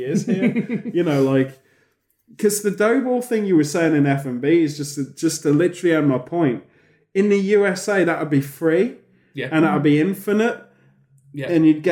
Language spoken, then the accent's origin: English; United Kingdom